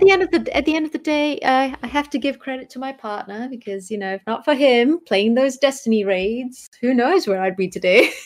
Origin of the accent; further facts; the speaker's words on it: Malaysia; now in New Zealand; I grew up in Malaysia